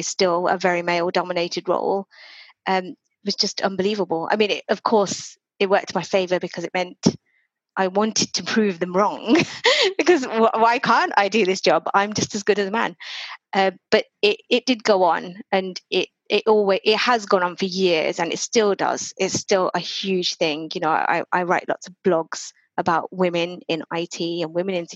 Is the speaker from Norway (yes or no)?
no; United Kingdom; also born or lived in Reading; I'm Indian, Hindu, Gujarati, obviously born here. And, you know, I've just had a very normal Indian life, Indian British life